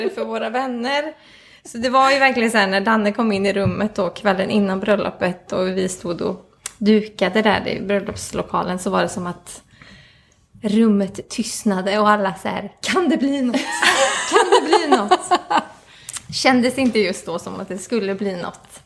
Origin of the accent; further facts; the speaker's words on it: Mellerud, Västra Götaland, Sweden; also born or lived in Stockholm; now in Gothenburg, Sweden; jag kommer från Mellerud ursprungligen